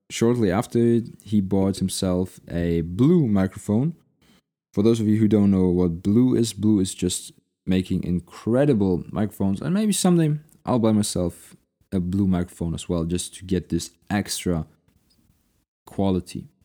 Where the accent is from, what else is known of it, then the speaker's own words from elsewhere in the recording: Munich, Bavaria, Germany; You know, if I'm going to city, which is my hometown, I want to eat the local food, especially in Munich in Bavaria.